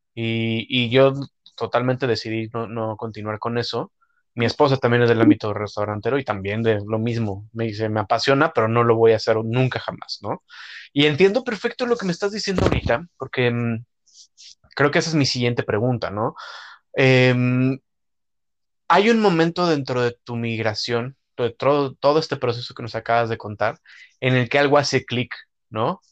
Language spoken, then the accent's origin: Spanish; Mexico; como mexicano